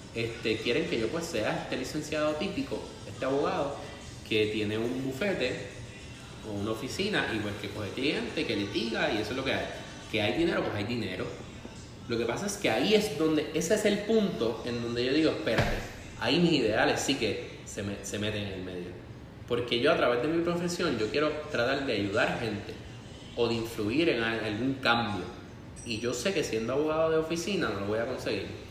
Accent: Puerto Rico; also born or lived in Spain; nosotros como puertorriqueños

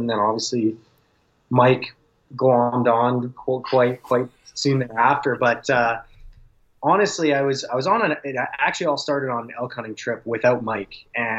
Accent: Calgary, Alberta, Canada; And I grew up in Calgary, so I go back out there every summer, and I pretty much farm all summer long

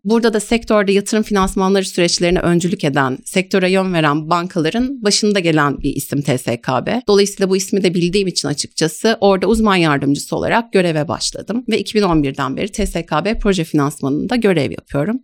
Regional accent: Ankara, Turkey; also born or lived in Canterbury, United Kingdom; now in Istanbul, Turkey; Ankara doğumluyum.

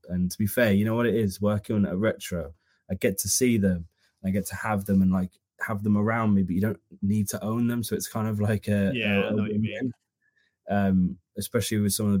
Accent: Birmingham, West Midlands, United Kingdom; moved away as an adult; now in Manchester, United Kingdom; I grew up in Erdington, which is in Birmingham

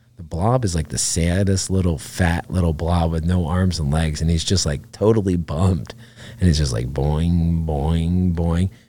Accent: Catskill, New York, United States; I grew up outside of Catskill, New York

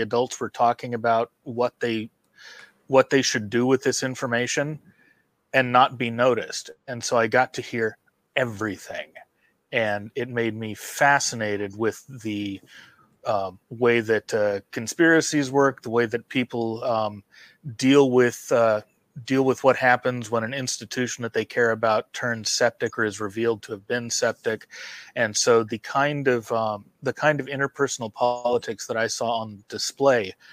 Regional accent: San Francisco, California, United States; also born or lived in Dallas, Texas; I moved when I was 7 years old, I moved from Dallas to San Francisco

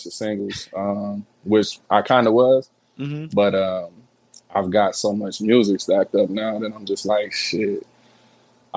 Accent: Pontiac, Michigan, United States; I'm from Pontiac

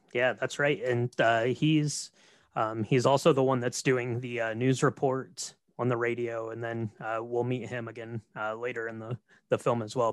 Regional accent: Marion, Ohio, United States; Marion, Ohio, which is where I'm from.

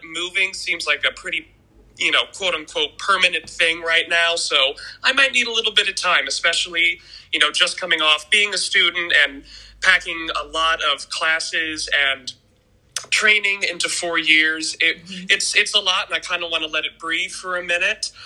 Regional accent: Kansas City, United States; moved away as an adult; also born or lived in Springfield, Missouri; my hometown of Kansas City

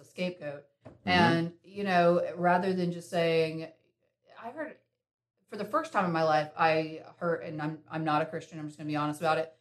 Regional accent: Winston-Salem, North Carolina, United States; I was born in Winston and mm-hmm. uh, born and raised there

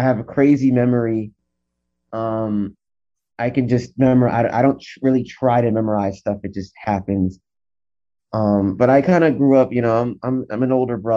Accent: Northeast, United States; I grew up in the Northeast

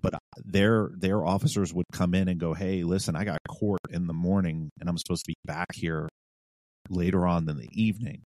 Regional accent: New York City, New York, United States; now in Virginia, United States; I'm from New York City

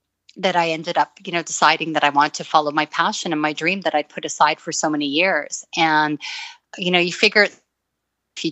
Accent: Toronto, Ontario, Canada; also born or lived in Beirut, Lebanon / Middle East; I grew up in Toronto

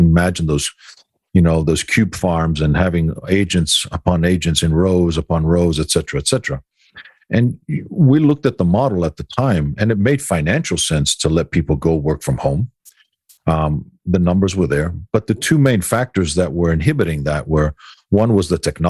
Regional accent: Greece; moved away; growing up in Greece

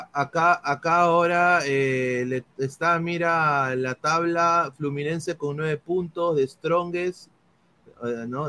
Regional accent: Peru; nosotros somos peruanos

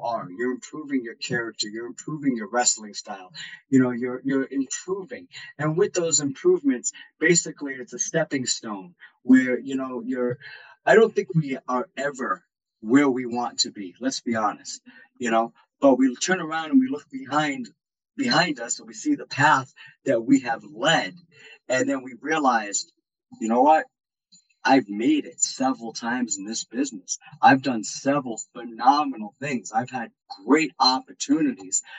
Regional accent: Rhode Island, United States; moved away; my home state of Rhode Island

